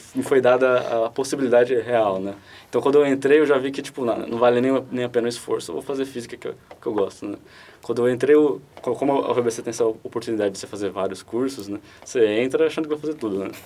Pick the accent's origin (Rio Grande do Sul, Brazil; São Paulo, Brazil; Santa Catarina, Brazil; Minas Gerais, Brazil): São Paulo, Brazil; Guarulhos; não, não sou do ABC, sou de é, Guarulhos, mas ainda é próximo